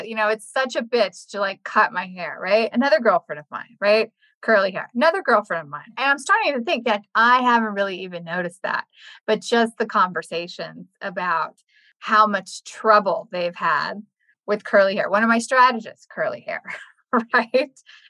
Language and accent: English; the South, United States; I'm from the South